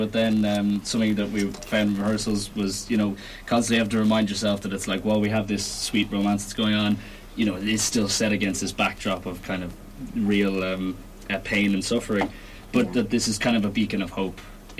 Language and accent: English; Dublin, Leinster, Ireland; I'm an actor from Dublin.